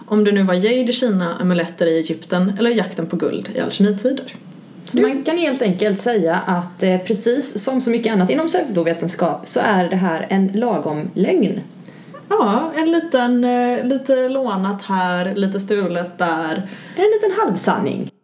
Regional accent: Gothenburg, Västra Götaland, Sweden; Jag är göteborgare

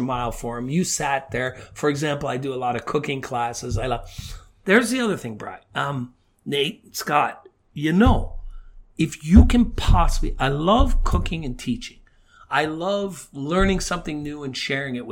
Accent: Niagara Falls, Ontario, Canada; now in South Korea; growing up in Niagara

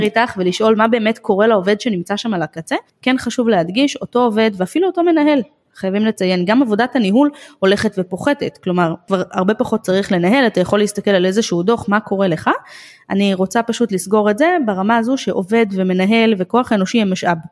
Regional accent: Israel; אצלנו בישראל

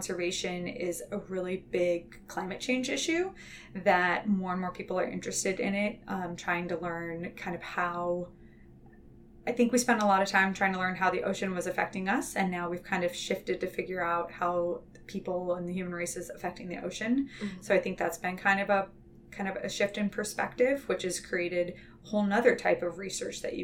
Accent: inland Southern California, United States; now in Santa Cruz, United States; I grew up inland in Southern California.

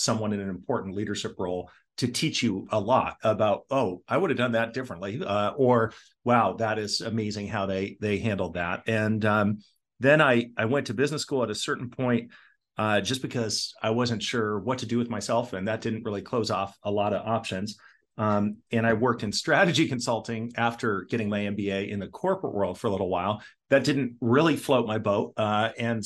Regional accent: Portland, Oregon, United States; also born or lived in Toronto, Ontario, Canada; so we moved to Portland, Oregon, and that's where I grew up with my two brothers.

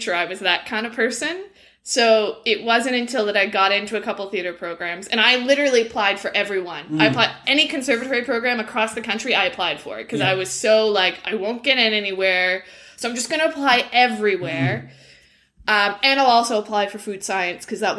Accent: Peterborough, Ontario, Canada; also born or lived in Scotland; I grew up between Peterborough in Ontario, and I actually spent my summers and did a couple years of school in Scotland

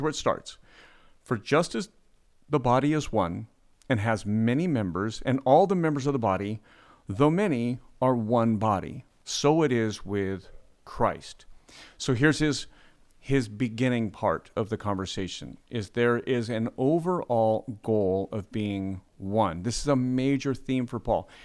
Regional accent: United States; being American

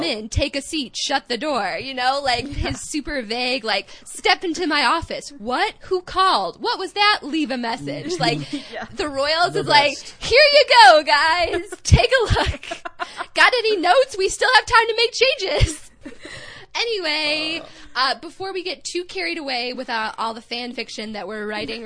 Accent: Chicago, Illinois, United States; accent: Midwestern; my grating nasal Midwestern accent, I'm actually from Chicago

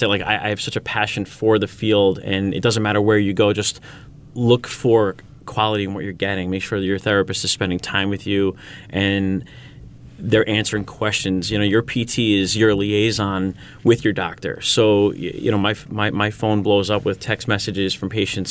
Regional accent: Syosset, New York, United States; growing up in Syosset

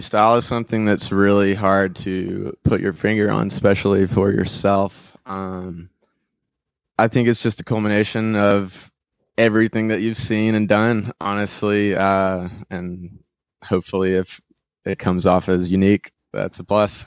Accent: North Wilkesboro, North Carolina, United States; I grew up in North Wilkesboro, between, up in the mountains

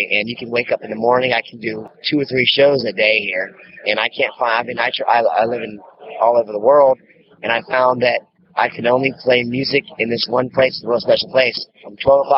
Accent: Takoma Park, Maryland, United States; now in Key West, United States; I was born in Tacoma Park, Maryland

